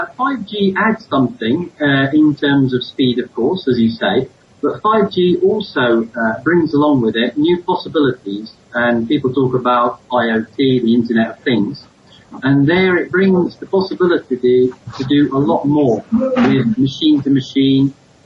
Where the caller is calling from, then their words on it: Nairobi, Kenya; I'm based actually in Nairobi, so I'm calling you from Nairobi.